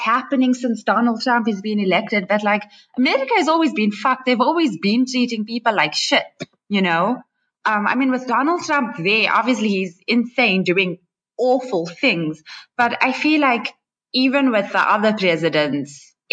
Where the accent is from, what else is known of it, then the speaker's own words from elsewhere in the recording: Johannesburg, Gauteng, South Africa; I'm born and raised in Joburg